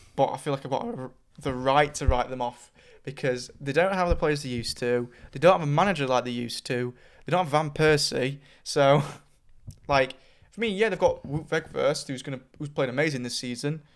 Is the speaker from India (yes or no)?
no; England, United Kingdom; we're English